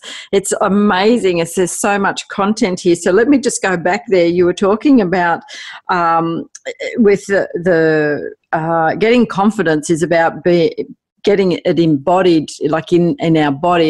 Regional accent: Australia; accent: Aussie; my Aussie accent

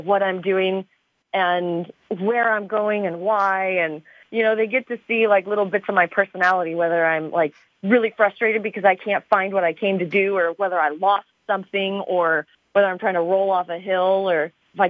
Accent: Arizona, United States; I'm from Arizona.

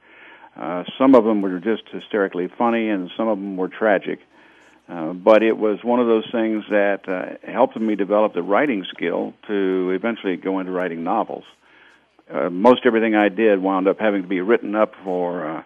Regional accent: Fulton, United States; the Fulton Daily Sun Gazette, my hometown paper

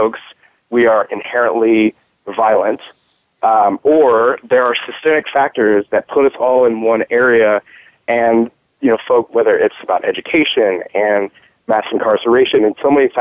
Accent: Houston, Texas, United States; my hometown, Houston, Texas

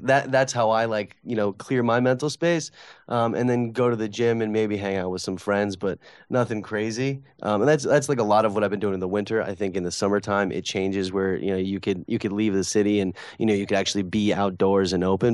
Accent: Connecticut, United States; now in New York, United States; Connecticut where I'm from

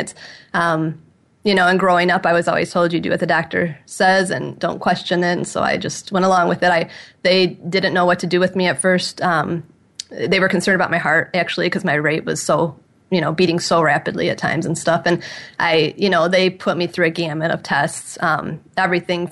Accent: about 20 miles north of Detroit, Michigan, United States; I grew up about 20 miles north of Detroit, so I'm from Michigan

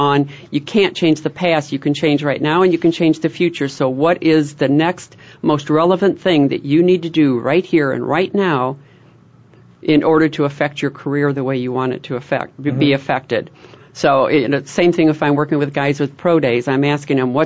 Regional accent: Chicago, Illinois, United States; don't make fun of this way I say wash. Yeah. I'm from Chicago

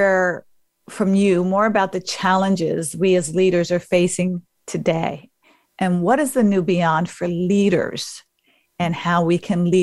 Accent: Paterson, New Jersey, United States; where I grew up in Paterson, New Jersey

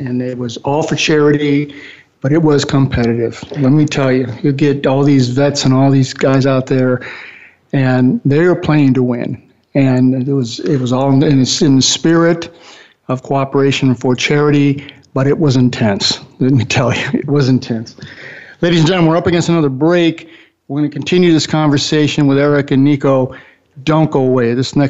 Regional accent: New York, United States; Now, when I grew up in New York, we used to have something called the Turkey Bowl on Thanksgiving weekend.

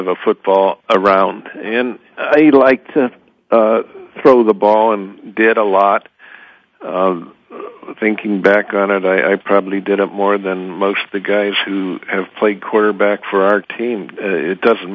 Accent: Shaker Heights, Ohio, United States; also born or lived in Massillon, Ohio / Columbus, Ohio / Upper Arlington, Ohio / Lake Bluff, Illinois; now in Cincinnati, United States; When I think of my hometown, I think of Shaker Heights, Cleveland suburb, as my hometown. That's where I went to high school

